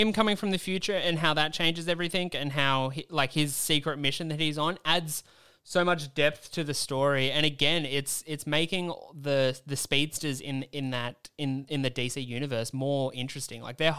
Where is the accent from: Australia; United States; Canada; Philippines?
Australia; I'm from Australia.